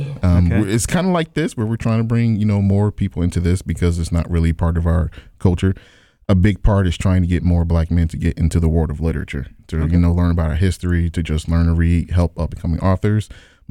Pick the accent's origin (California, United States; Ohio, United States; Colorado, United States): Ohio, United States; Columbus; also born or lived in Mobile, Alabama / Atlanta, Georgia; I started off my life down in Mobile, Alabama. And I was there until I was about 6, I believe. And I came here to Columbus, Ohio. And I was here until I was about mid-teens. Then I went down to Atlanta, Georgia.